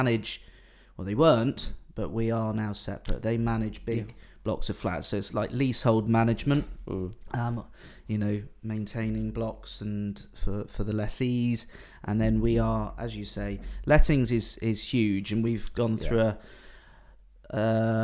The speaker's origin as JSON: {"language": "English", "town": "Bournemouth", "region": "South West England", "country": "United Kingdom", "tie": "born or raised there", "said": "I'm considerably older. I'm 41 years old. Born and bred in Bournemouth"}